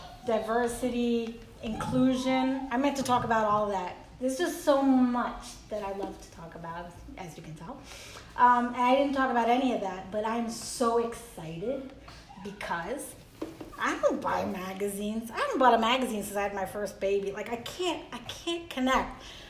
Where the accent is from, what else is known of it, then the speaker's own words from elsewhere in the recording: Mexico; born there; And also I was born in Mexico because my father went to medical school in Mexico because he couldn't afford to go to school here.